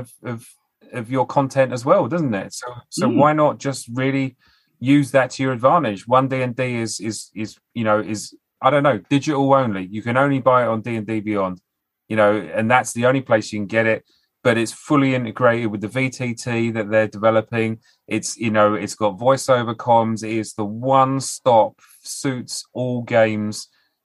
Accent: United Kingdom; as British people

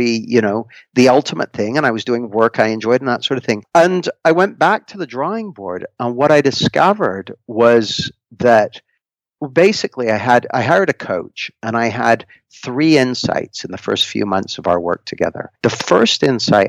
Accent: Canada; moved away as an adult; now in Nottingham, United Kingdom; I grew up in Canada, and I moved to the UK when I was about 20

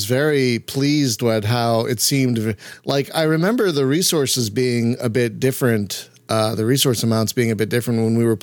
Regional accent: Philadelphia, Pennsylvania, United States; now in Los Angeles, United States; I'm from the birthplace of America. I'm from Philadelphia

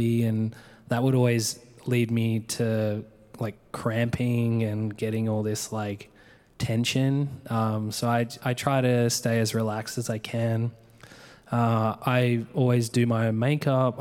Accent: Adelaide, South Australia, Australia; moved away as an adult; also born or lived in Mount Gambier / Melbourne; now in San Francisco, United States; I grew up in Australia. I grew up on like my grandparents' farm, basically.

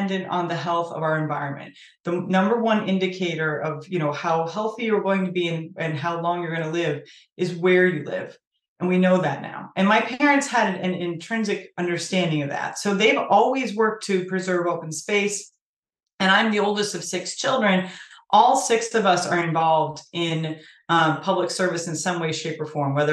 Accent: Sturbridge, Massachusetts, United States; I actually live in the same town that I grew up in Sturbridge, Massachusetts.

